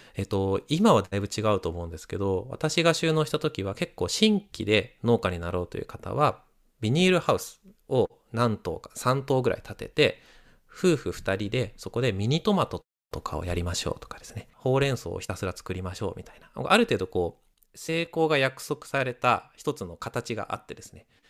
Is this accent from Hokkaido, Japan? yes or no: yes; Sapporo, Hokkaido, Japan; moved away; also born or lived in Setouchi; 北海道の札幌生まれなんですけど北海道に生まれて